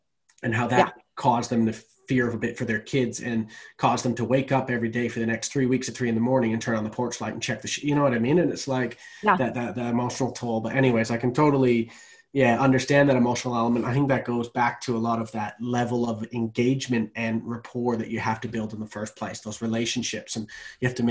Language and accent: English; Canada; moved away as an adult; now in Australia; I'm Canadian